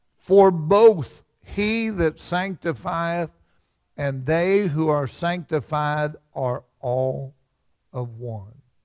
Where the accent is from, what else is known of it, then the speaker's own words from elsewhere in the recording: Fudge Creek, West Virginia, United States; I'm from Fudge Creek, and we had Mud River